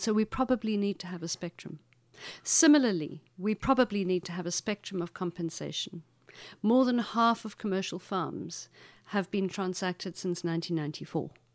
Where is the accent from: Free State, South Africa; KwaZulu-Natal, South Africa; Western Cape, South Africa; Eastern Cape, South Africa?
Eastern Cape, South Africa; Makhanda; the town that I'm from is called Makanda